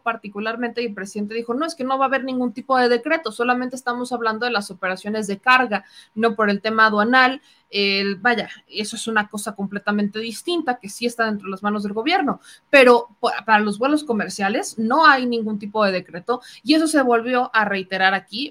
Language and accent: Spanish; Mexico; éramos muchos mexicanos los que intentábamos llegar